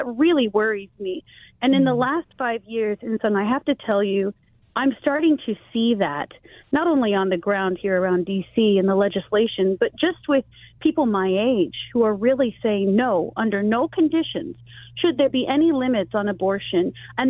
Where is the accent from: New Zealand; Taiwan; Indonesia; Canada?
Taiwan; So where I grew up in Taiwan, I'll just give you an example.